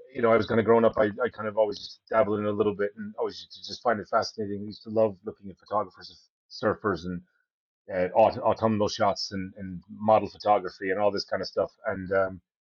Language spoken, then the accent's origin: English; Allentown, Pennsylvania, United States; moved away as an adult; now in Kenmare, Ireland; That was actually where I was born in Brayer. Born and raised.